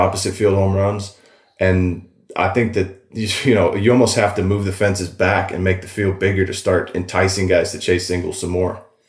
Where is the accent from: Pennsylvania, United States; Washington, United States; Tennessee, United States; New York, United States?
Washington, United States; Walla Walla; moved away as an adult; also born or lived in Seattle; I'm out in Walla Walla, my hometown